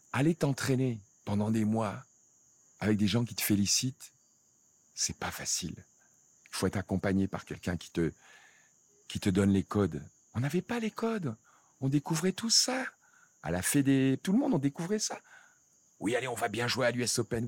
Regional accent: Cameroon; moved away; also born or lived in France; je viens de, d'un petit village euh, du Cameroun

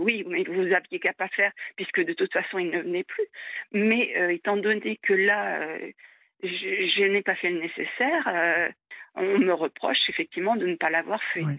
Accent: France; en tant que Française

